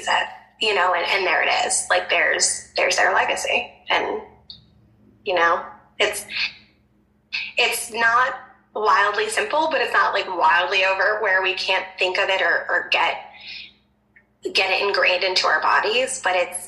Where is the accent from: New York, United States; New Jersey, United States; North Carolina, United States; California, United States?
New Jersey, United States; I'm from Jersey, and so everyone's always using their hands.